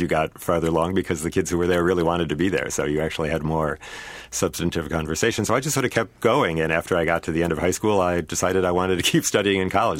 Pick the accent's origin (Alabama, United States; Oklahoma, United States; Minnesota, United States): Minnesota, United States; Saint Paul; grew up here in Saint Paul, uh, in a family that was very deeply Jewish